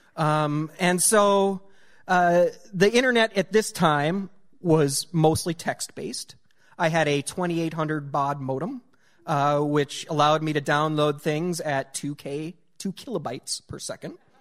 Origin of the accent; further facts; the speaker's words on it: rural North Dakota, United States; growing up in ru-, uh, rural North Dakota